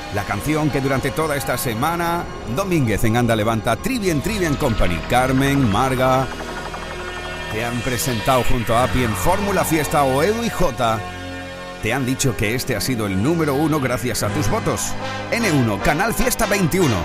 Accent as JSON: {"language": "Spanish", "region": "Andalusia", "country": "Spain", "said": "ese rincón tan bonito de mi tierra"}